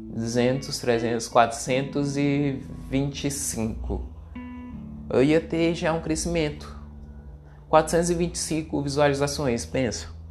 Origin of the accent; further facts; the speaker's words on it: Ceará, Brazil; eu que sou do Nordeste, eu sou cearense